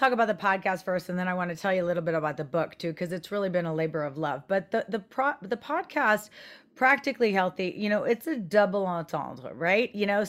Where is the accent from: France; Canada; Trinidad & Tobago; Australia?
France; And growing up in France, I did develop an understanding and passion for, you know, healthier foods, minimally processed.